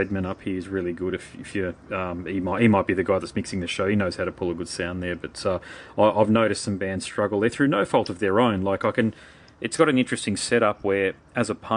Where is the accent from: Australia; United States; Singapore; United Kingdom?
Australia; Brisbane, Queensland; I'm from Brisbane